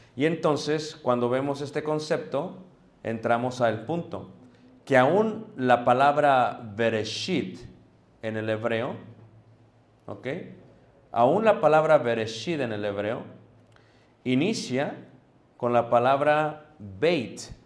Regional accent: Mexico; nosotros como mexicanos

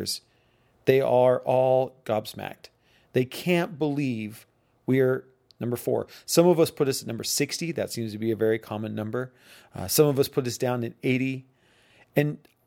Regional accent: United States; I'm American

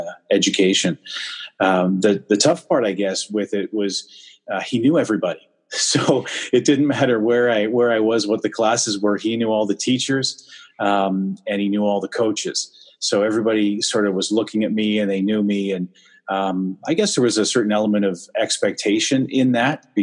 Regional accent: Whitby, Ontario, Canada; moved away; also born or lived in Scarborough, Ontario; born in Scarborough, but I was raised in Whitby, Ontario.

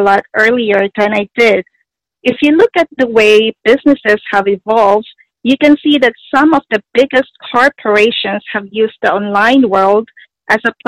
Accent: Toronto, Ontario, Canada; I'm from Toronto, Canada

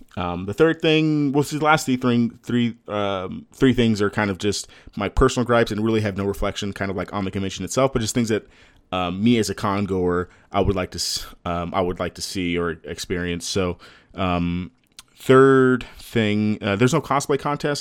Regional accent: Texas, United States; I'm from Texas.

